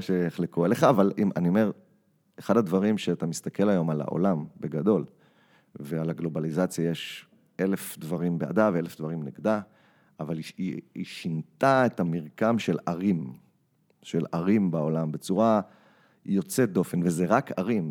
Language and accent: Hebrew; Israel; moved away as an adult; now in New York, United States; אני ישראלי עם ילדים שנולדו בארצות הברית